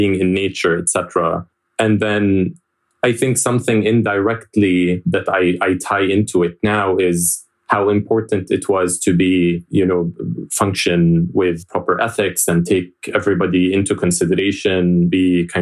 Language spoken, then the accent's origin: English; Jordan; moved away as an adult; I was born and raised in Jordan